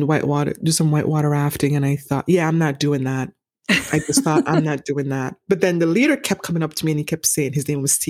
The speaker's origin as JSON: {"language": "English", "country": "St. Vincent & Grenadines", "tie": "born or raised there", "moved": "yes", "said": "growing up in the Caribbean, I'm from the Eastern Caribbean"}